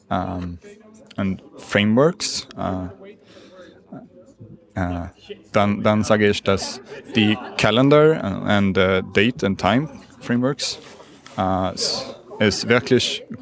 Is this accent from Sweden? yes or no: yes; Sweden; German is a second language; ich komme aus Schweden.